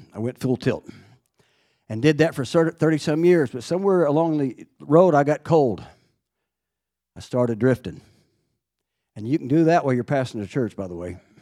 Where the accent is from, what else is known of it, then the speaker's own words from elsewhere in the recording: Fairview, Oklahoma, United States; I grew up in Fairview, Oklahoma, about a hundred miles from Amarillo